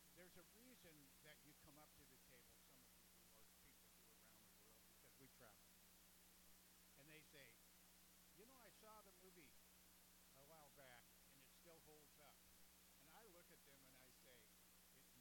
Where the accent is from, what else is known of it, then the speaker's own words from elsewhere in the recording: California, United States; now in Florida, United States; I grew up in California.